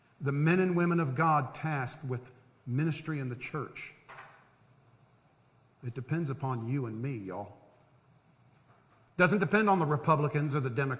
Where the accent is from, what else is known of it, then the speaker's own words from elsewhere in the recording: Central Florida, United States; growing up in Central Florida